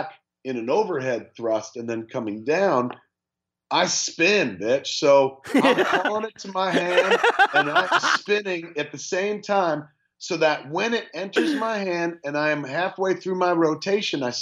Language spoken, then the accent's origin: English; Red Bank, New Jersey, United States; I was born in Riverview Hospital in Red Bank